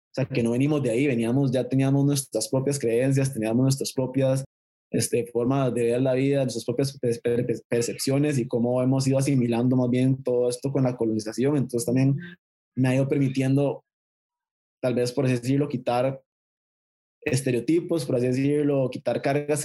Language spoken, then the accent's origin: Spanish; Costa Rica; mi país